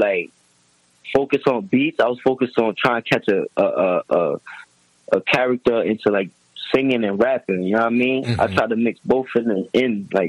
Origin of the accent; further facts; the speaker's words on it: Yonkers, New York, United States; moved away as an adult; also born or lived in Allentown, Pennsylvania, United States; I'm born and raised in Yonkers, though.